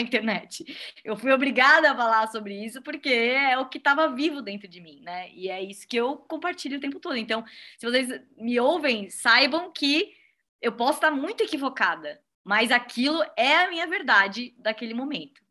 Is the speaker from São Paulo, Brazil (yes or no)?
no; Blumenau, Santa Catarina, Brazil; é a minha cidade natal